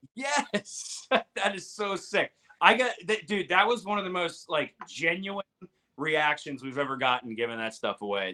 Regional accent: Ohio, United States; I'm freaking hillbilly from Ohio

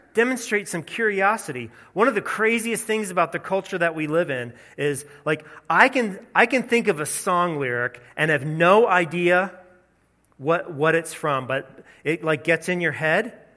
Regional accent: the South, United States; growing up in the South

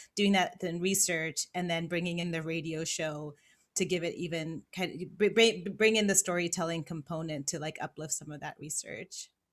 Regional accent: Los Angeles, California, United States; moved away as an adult; also born or lived in San Francisco Bay Area / New York; I grew up in Los Angeles.

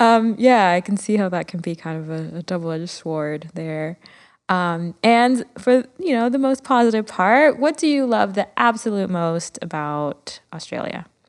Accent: Miami, Florida, United States; growing up in Miami

